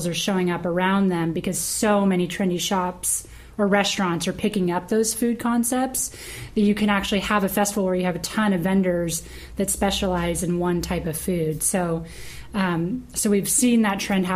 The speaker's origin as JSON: {"language": "English", "region": "Northern California", "country": "United States", "moved": "yes", "lives_now": "Los Angeles, United States", "said": "I come from Northern California"}